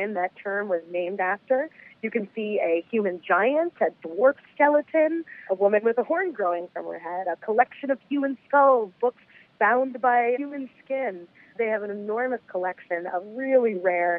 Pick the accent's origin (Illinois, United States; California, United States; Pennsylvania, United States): Pennsylvania, United States; Philadelphia; moved away as an adult; also born or lived in New York City; I grew up in Philadelphia, Philly born and raised